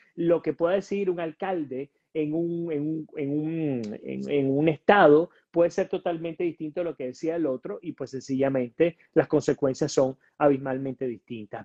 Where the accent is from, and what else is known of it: Venezuela; now in United States